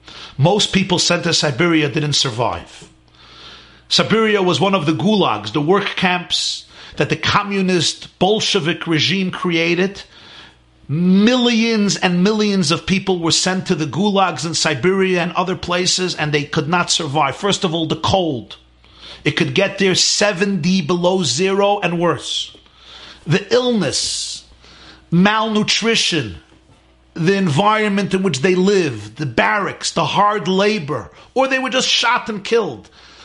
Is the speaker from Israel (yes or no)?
yes; Israel; We are here from Israel. All the Kinderlach from Israel. All my children are enjoying it immensely.